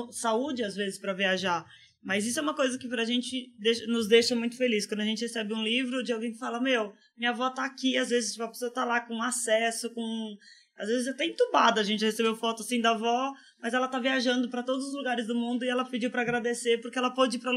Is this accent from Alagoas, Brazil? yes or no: no; Mato Grosso do Sul, Brazil; eu cresci no Mato Grosso do Sul, interior, é, bem fazenda, assim